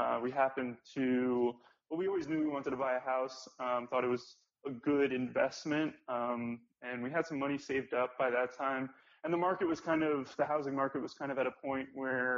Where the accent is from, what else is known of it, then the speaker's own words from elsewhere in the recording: South Florida, United States; I'm originally from South Florida